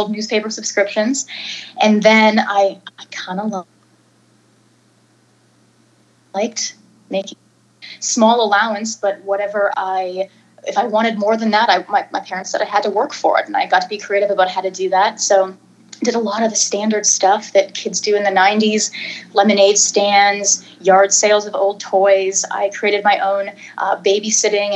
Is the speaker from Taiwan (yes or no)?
no; near the Toronto area, Ontario, Canada; now in Dallas, United States; right now I'm living in Dallas. Prior to that, I'm actually from Canada originally, near the Toronto area. And so I was a former Canadian TV actor through my tweens and teens